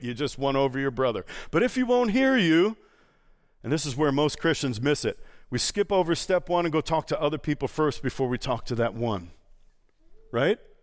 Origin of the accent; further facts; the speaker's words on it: New York, United States; moved away; also born or lived in Boston; I'm from New York, I lived in Boston.